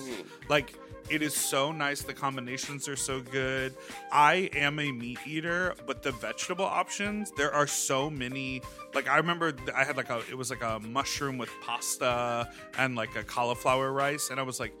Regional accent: Chicago, Illinois, United States; I'm from Chicago

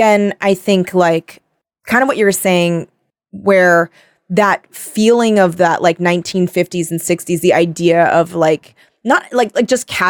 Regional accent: Torrance, California, United States; no, yeah, because I'm from Torrance.

